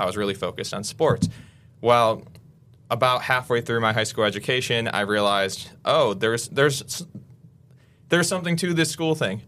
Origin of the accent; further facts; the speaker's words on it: Waukesha, Wisconsin, United States; moved away as an adult; I grew up in Waukesha, um, and my family has been in Waukesha for three or four generations now